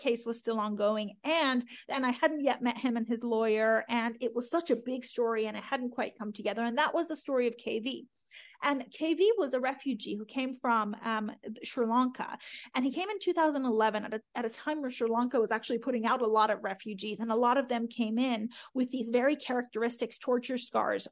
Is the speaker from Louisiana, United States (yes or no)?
no; Oklahoma, United States; also born or lived in Iran; growing up in Oklahoma